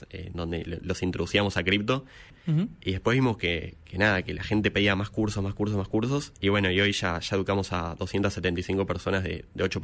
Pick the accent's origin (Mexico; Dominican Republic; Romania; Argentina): Argentina; now in Miami, United States; yo cuando me fui a, de Argentina a Miami no, me lo imaginaba